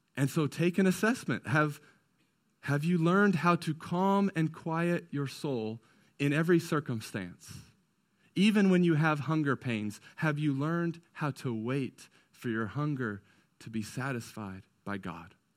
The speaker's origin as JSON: {"language": "English", "region": "California", "country": "United States", "tie": "born or raised there", "moved": "yes", "lives_now": "Indiana, United States", "said": "I grew up in California, so that's not what we did out there. But ever since moving to Indiana"}